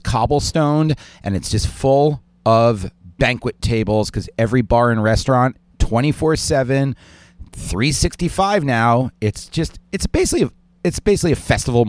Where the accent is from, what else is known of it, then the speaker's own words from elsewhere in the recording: New York City, New York, United States; This is my hometown.